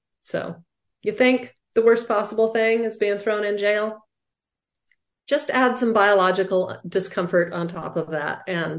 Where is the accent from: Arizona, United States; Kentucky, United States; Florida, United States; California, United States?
Arizona, United States; The thing about growing up in Arizona, it's very dry here.